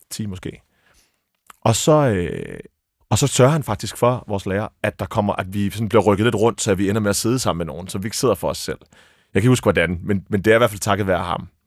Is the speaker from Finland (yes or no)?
no; Abu Dhabi, United Arab Emirates; born there; Jeg er født i Abu Dhabi.